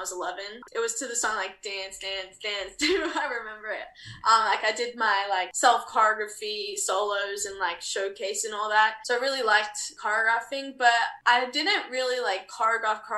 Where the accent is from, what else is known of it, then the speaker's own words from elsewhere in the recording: Australia; also born or lived in New Zealand (half Kiwi); at 19 years old as an Australian